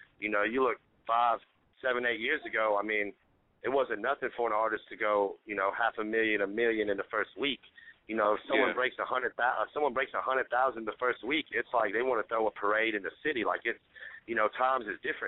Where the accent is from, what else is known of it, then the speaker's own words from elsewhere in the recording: Alabama, United States; I'm from Alabama